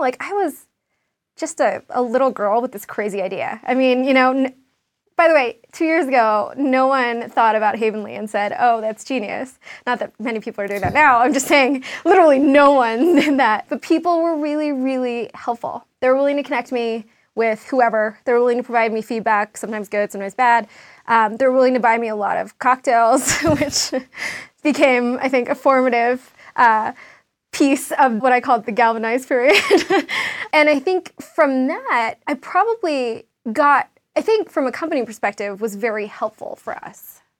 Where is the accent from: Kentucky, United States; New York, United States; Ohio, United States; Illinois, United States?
New York, United States; I mean, I'm a New Yorker, I love it.